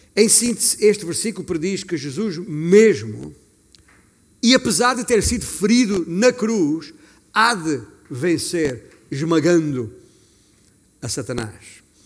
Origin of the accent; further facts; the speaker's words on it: Alentejo, Portugal; significa que tenho orgulho, orgulho do bom sentido, de ter nascido alentejano